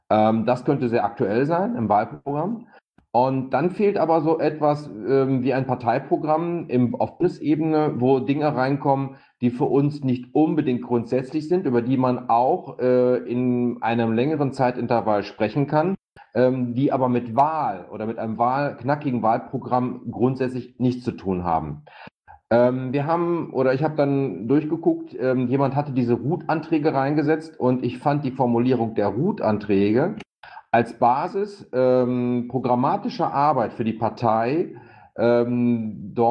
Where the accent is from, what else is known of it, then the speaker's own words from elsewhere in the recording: North Rhine-Westphalia, Germany; Ja, hallo zusammen. Ja, ähm, ich komme aus NRW, äh, hab, oder leite dort den AK Bildung in NRW